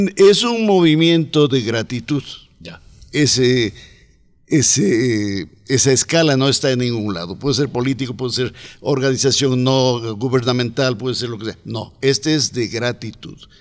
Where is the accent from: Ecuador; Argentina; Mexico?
Ecuador; Cuenca, Azuay; also born or lived in United States; now in Cuenca, Ecuador; Yo soy más cuencano que el mote